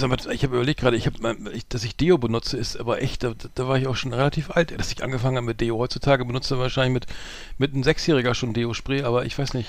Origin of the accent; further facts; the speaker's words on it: Bremen, Germany; bei uns in Bremen